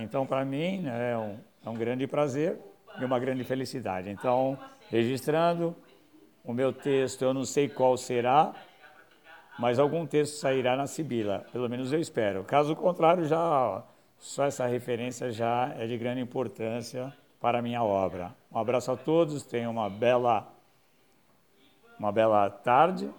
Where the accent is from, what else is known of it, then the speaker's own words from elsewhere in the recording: São Paulo, Brazil; memórias da Vila Ré, bairro onde eu nasci